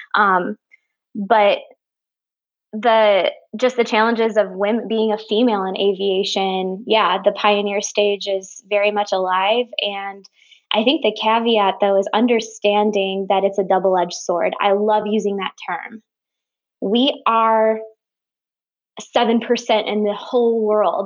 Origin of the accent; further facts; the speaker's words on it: Michigan, United States; I'm from Michigan